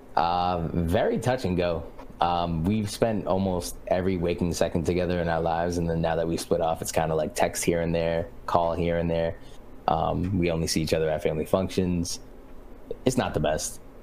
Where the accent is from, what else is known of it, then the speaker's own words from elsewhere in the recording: New Bedford, Massachusetts, United States; I am originally born and raised in New Bedford, Massachusetts, which is a small little whaler city on the East Coast